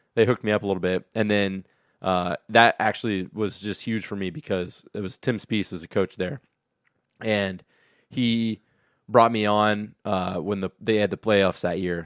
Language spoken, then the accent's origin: English; Kenton, Ohio, United States; moved away as an adult; also born or lived in Bowling Green, Ohio; now in Perrysburg, United States; I'm from Kenton, Ohio